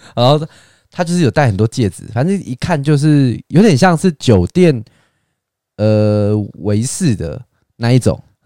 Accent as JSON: {"language": "Chinese", "country": "Taiwan", "said": "我们台湾人"}